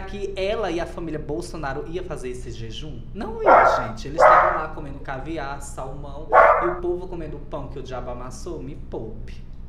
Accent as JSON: {"language": "Portuguese", "town": "Uiraúna", "region": "Paraíba", "country": "Brazil", "said": "eu sou lá do Nordeste, inclusive sou de Uiraúna, na Paraíba"}